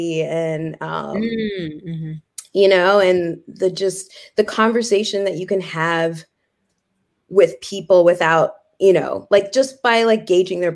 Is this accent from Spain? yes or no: no; Vancouver, British Columbia, Canada; also born or lived in Kenya; I grew up in Vancouver